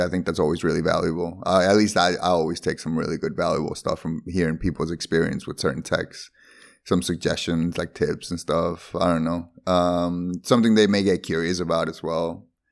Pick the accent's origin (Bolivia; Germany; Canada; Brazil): Bolivia; English is a second language; also born or lived in Sweden; now in Netherlands; Not Spanish, Spanish, but born in Bolivia.